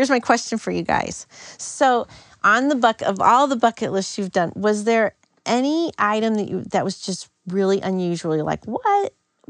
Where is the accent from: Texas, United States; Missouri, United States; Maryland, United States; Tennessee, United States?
Missouri, United States; St. Louis; But when I was growing up in St. Louis, people thought I was from California. When I went to school at St. Louis U